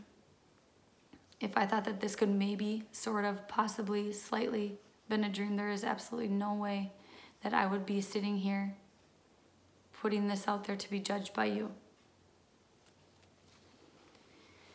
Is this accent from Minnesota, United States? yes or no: yes; Minnesota, United States; I am from Minnesota